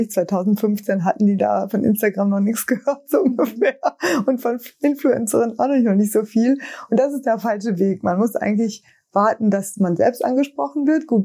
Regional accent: North Rhine-Westphalia, Germany; Ich komme ja aus dem Sauerland und da sind wir beiden schon immer nach Düsseldorf oder Dortmund damals gefahren

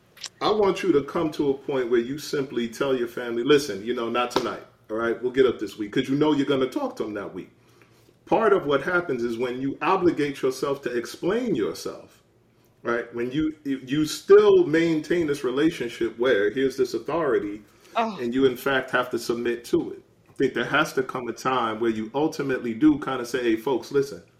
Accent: New York City, New York, United States; my mom is a New Yorker. I'm a New Yorker

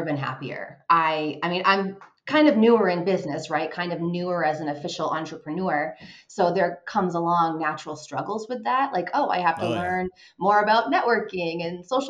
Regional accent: Vermont, United States; moved away as an adult; also born or lived in Washington, D.C. metro area / Los Angeles; now in Colorado, United States; I am originally from Vermont, born and raised, went to my undergrad there.

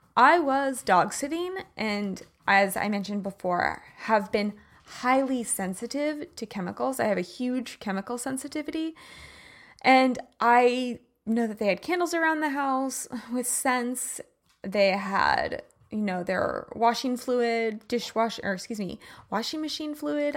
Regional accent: Midwest, United States; moved away; I grew up in the Midwest

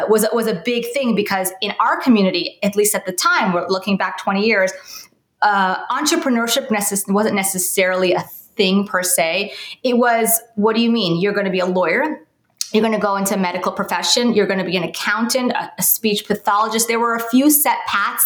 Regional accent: New York City, New York, United States; I grew up in New York, in Brooklyn

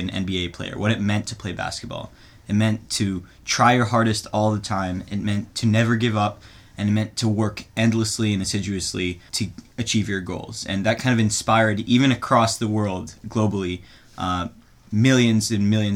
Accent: Israel; moved away; growing up in Israel

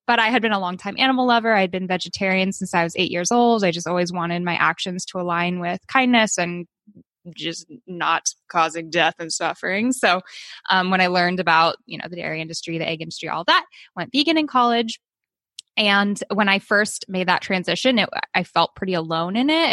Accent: Oakland, California, United States; also born or lived in Albany, New York; now in Sacramento, United States; I was born in New York and I was adopted, so I was swiftly brought home to California, where I grew up in Oakland, California.

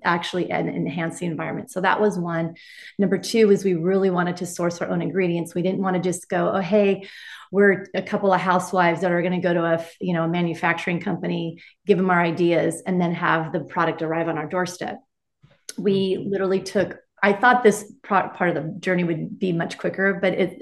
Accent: Laguna Beach, California, United States; I'm from Laguna Beach.

